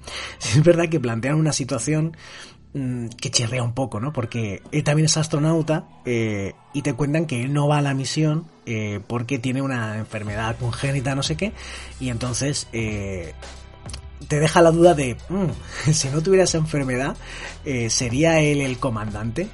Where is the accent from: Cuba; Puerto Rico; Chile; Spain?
Spain; en mi país, por ejemplo, en España